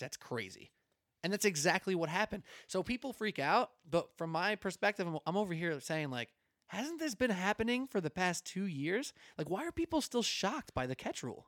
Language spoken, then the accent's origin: English; New York, United States; I was from New York